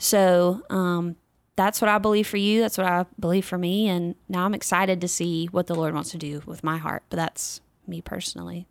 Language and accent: English; North Carolina, United States; my home state of North Carolina